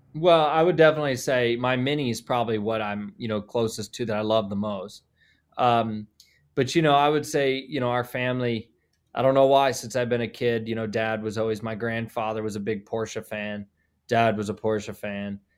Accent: Columbus, Ohio, United States; also born or lived in Indiana; now in Indianapolis, United States; I'm from Columbus

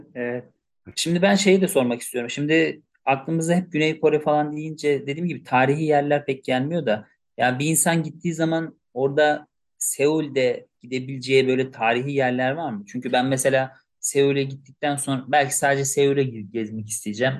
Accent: Turkey

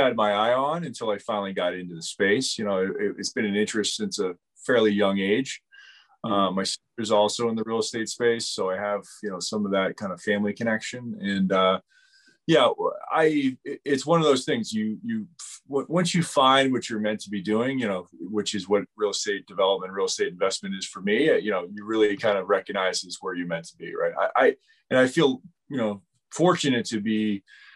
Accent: United States; moved away as an adult; also born or lived in New York City; I grew up in the Washington, D.C. suburbs

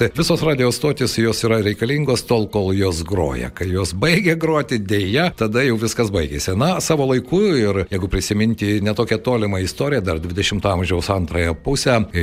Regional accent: Lithuania; Lietuvoje, žinoma, mes e, daugelis užaugome su Radio Luxemburg

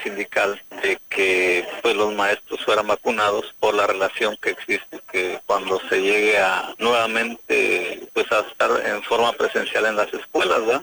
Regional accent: Ciudad Valles, San Luis Potosí, Mexico; somos de Valles

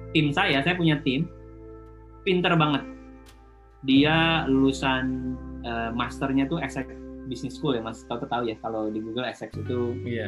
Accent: Indonesia; moved away as an adult; now in Singapore; saya dari Indonesia

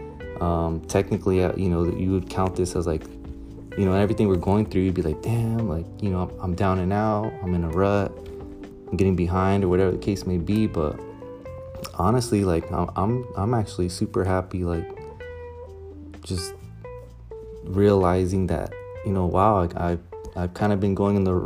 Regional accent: Ventura, California, United States; also born or lived in Santa Maria, California; I grew up right here in Ventura

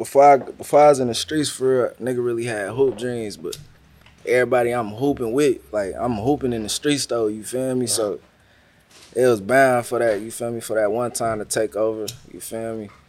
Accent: Vallejo, California, United States; That's where a nigga really grew up from

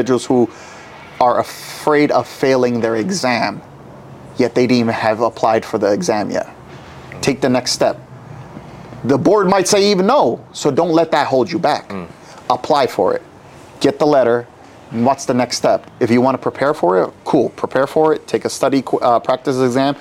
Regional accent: New York City, New York, United States; when I was growing up in New York City

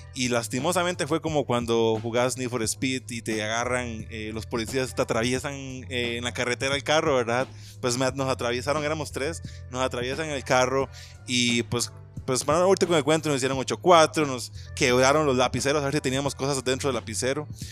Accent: Nandayure, Guanacaste, Costa Rica; moved away; yo soy original de Guanacaste. Y soy original de Guanacaste, correcto de Nanda Yuri

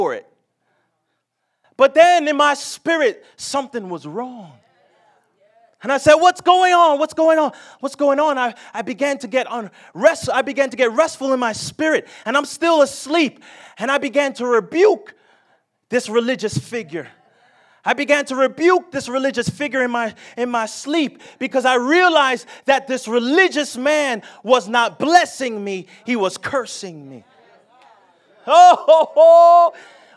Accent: New Jersey, United States; moved away as an adult; now in the South, United States; I'm born and raised in New Jersey

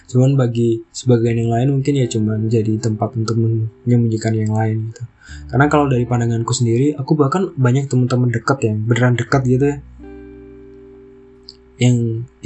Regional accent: Java, Indonesia; kita kan di Bali ya maksudnya aku orang Jawa itu makanan-makanan yang Jawa banget itu nggak ada di Bali

